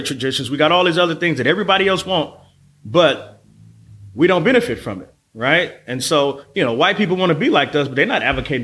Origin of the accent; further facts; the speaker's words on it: Oakland, California, United States; I'm born and raised in East Oakland